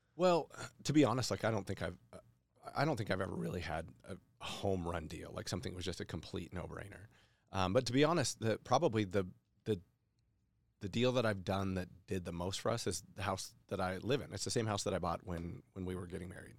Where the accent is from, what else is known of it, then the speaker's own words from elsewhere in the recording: Boise, Idaho, United States; I'm a local guy. I grew up in Boise